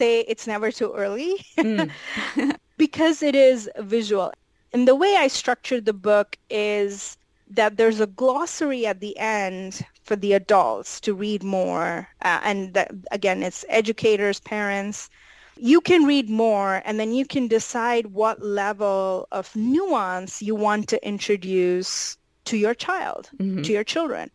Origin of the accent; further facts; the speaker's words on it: India; moved away; I grew up in India